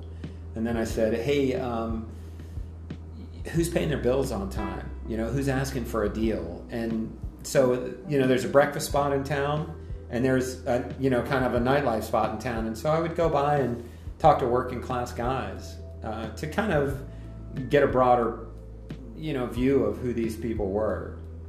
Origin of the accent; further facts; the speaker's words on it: North Carolina, United States; now in Whitefish, United States; I grew up, as I said, in this small town called … North Carolina. And we had a family Christmas tree farm.